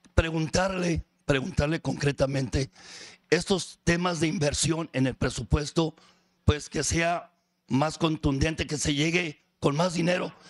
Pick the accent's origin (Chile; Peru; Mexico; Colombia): Mexico; Ensenada, Baja California; soy de Ensenada, vivo en Ensenada